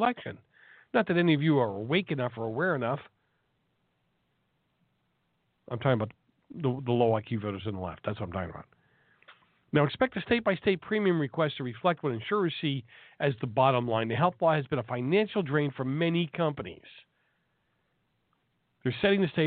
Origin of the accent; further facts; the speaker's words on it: Milton, Massachusetts, United States; from my hometown of Milton, Massachusetts